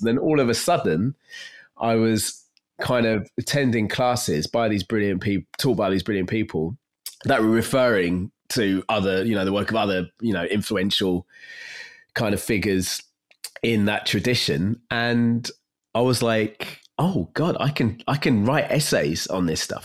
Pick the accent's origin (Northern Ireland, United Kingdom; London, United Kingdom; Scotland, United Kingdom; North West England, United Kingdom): London, United Kingdom; I grew up in North East London, not far from where I am now